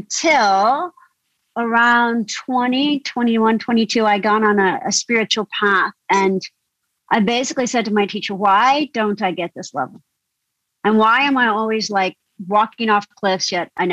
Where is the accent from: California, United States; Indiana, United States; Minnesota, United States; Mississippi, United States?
Indiana, United States; rural; moved away as an adult; also born or lived in Deep South; this is rural Indiana and I was different anyway, because I'm half Indian, half English